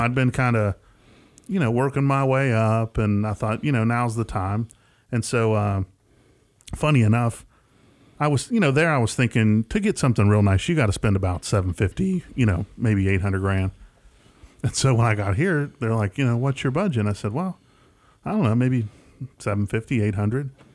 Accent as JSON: {"language": "English", "region": "West Tennessee", "country": "United States", "accent": "Southern twang", "said": "he's not from West Tennessee, so he doesn't quite have the same Southern twang"}